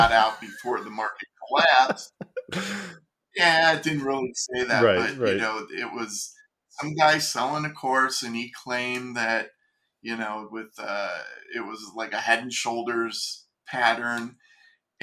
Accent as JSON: {"language": "English", "region": "Ohio", "country": "United States", "also_born_or_lived": "California", "moved": "as an adult", "said": "I was from Ohio, and I moved out to California"}